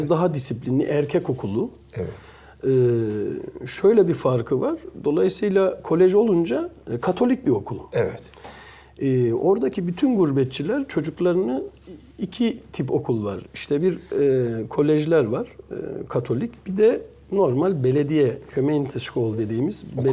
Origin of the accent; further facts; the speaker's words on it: Belgium; moved away as an adult; now in Turkey; Belçika'da doğduğum için de Belçikalı e, e, de aynı zamanda